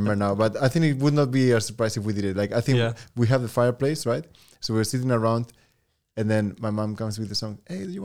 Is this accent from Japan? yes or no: no; Spain; now in Germany; my mom is German, my dad is from Spanish, and then we grew up in Spain